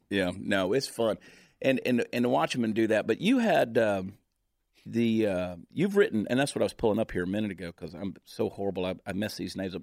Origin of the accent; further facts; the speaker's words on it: Georgia, United States; growing up in Georgia, uh, we grew up way down in the woods